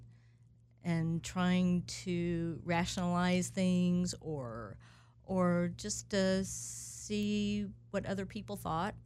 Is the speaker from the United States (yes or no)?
yes; United States; also born or lived in Alabama / South Carolina; I'm the girl from Alabama and South Carolina